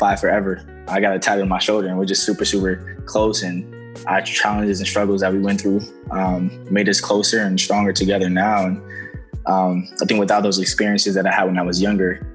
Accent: New York, United States; moved away; also born or lived in New Jersey; I grew up in New York, so it was like all my family, and it was just us

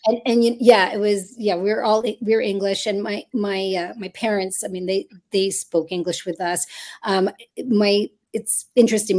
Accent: Montreal, Quebec, Canada; moved away as an adult; now in Toronto, Canada; I was actually born in Toronto, and then I moved to Montreal when I was one year old.

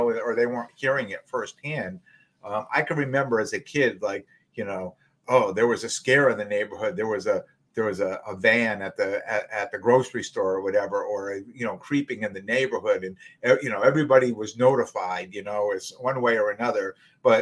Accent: Wallingford, Connecticut, United States; where we live, you know, where we grew up in Wallingford

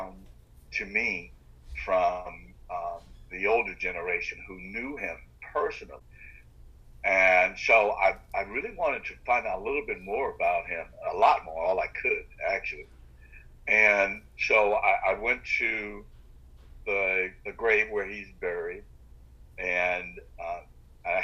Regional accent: Sumter County, South Carolina, United States; I grew up in the rural part of South Carolina called Sumter County

